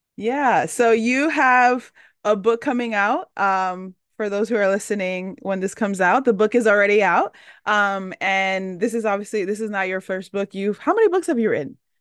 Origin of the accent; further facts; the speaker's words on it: Dominican Republic; I'm Dominican, I'm from the Caribbean